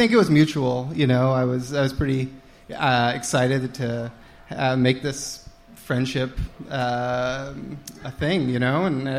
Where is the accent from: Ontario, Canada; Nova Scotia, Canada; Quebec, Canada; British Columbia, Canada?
Ontario, Canada; Hamilton; moved away as an adult; now in Toronto, Canada; I grew up in Hamilton, Ontario.